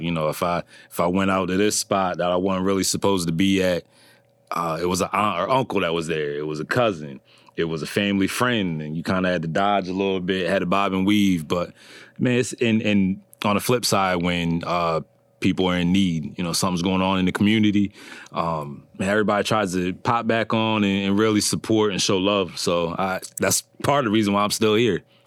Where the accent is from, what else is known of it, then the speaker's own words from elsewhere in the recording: Berlin, Maryland, United States; originally from, uh, Berlin, Maryland